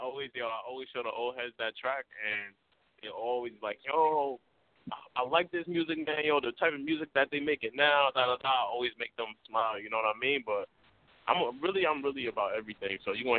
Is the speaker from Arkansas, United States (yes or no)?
yes; Arkansas, United States; And I'm from Arkansas, so I got to show Arkansas love, man.